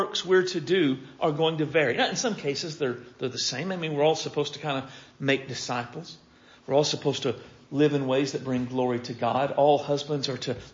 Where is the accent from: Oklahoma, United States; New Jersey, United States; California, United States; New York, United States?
Oklahoma, United States; Pickett Center; I grew up in Pickett Center, Oklahoma